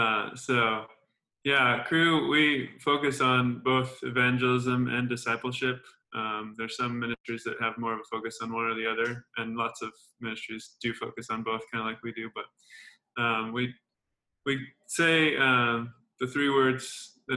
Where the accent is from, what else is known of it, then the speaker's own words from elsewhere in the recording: Colorado, United States; moved away as an adult; also born or lived in Manhattan, Kansas; now in Kansas City, United States; I'm from Colorado